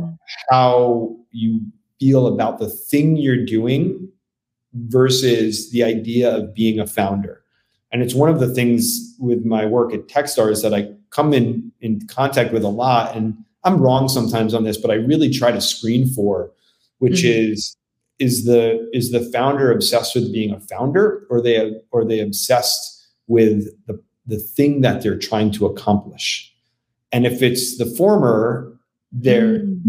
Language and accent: English; New Jersey, United States; moved away as an adult; also born or lived in Bronx, New York / California / Austin, Texas; this little town I grew up in in North Jersey